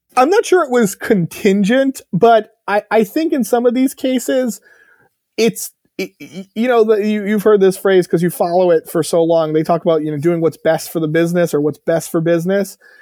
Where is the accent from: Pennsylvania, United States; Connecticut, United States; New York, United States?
Connecticut, United States; I grew up in Connecticut